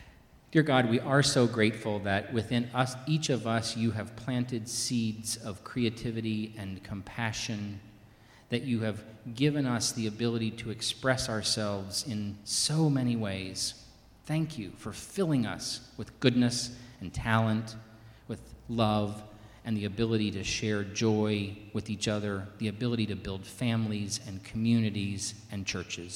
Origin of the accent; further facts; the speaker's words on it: the South, United States; accent: Southern; I grew up in the South, where most people talk like this, and I actually think it's a real charming accent